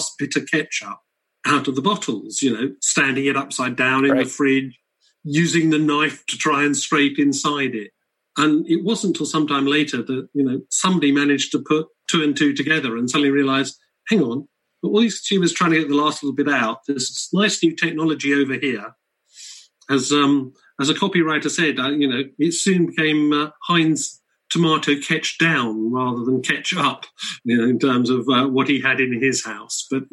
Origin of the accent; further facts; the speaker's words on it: United Kingdom; being British